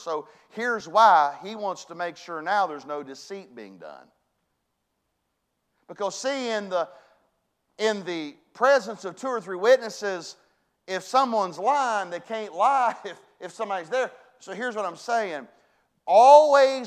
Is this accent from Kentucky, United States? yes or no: no; West Virginia, United States; I was brought up in West Virginia